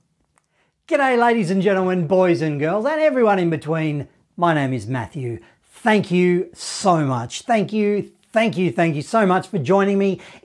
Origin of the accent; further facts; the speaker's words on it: Australia; I'm from Australia